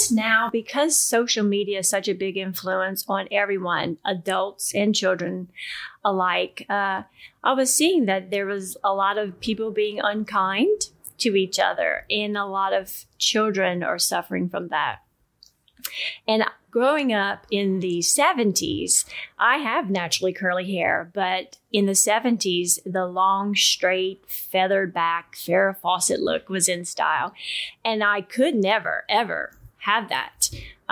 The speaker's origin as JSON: {"language": "English", "town": "Abbeville", "region": "Louisiana", "country": "United States", "also_born_or_lived": "Baton Rouge area", "moved": "as an adult", "lives_now": "Zachary, United States", "said": "I am originally from Abbeville, Louisiana, and have called Zachary my home for the past 28 years"}